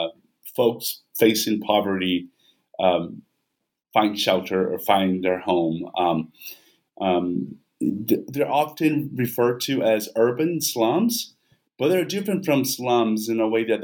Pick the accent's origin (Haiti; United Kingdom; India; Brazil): Brazil; Vitória, Espírito Santo; moved away; in Vitória, not only because as it's my hometown